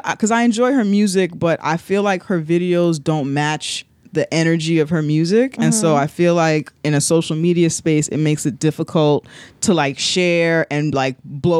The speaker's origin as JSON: {"language": "English", "town": "New York City", "region": "New York", "country": "United States", "said": "as a New Yorker."}